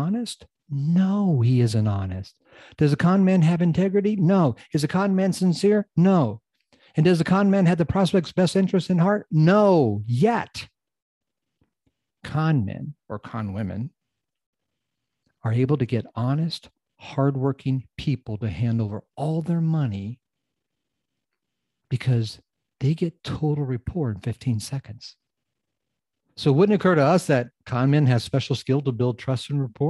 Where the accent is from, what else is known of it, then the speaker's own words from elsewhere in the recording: United States; I'm from the United States